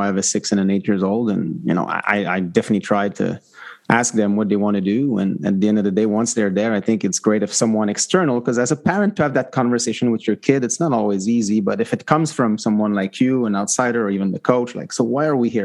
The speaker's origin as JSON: {"language": "English", "region": "Quebec", "country": "Canada", "tie": "born or raised there", "moved": "yes", "lives_now": "Vancouver, Canada", "said": "I live in Vancouver and I'm from Quebec"}